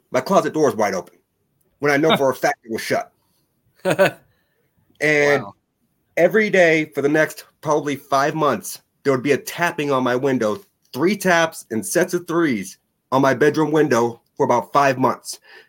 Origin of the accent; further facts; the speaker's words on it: New Hampshire, United States; born there; also born or lived in Las Vegas / Oklahoma / Texas / Alabama; I was born in New Hampshire. We moved from New Hampshire to Las Vegas. We moved from Las Vegas to Oklahoma, from Oklahoma to Texas, from Texas to Alabama, and then back to New Hampshire.